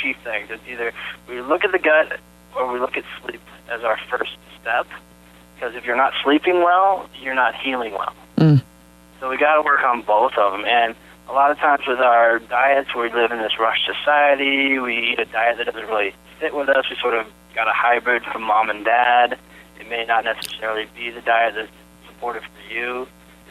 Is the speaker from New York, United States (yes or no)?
no; Boulder, Colorado, United States; I grew up in Boulder, Colorado